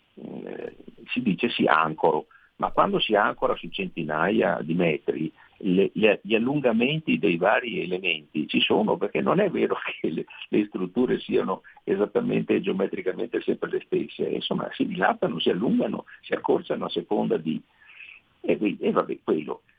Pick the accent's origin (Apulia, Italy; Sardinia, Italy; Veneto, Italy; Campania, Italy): Veneto, Italy; accent: Venetian; nel mio Veneto, eh, come si sente dal mio accento che non tradisco e anzi amo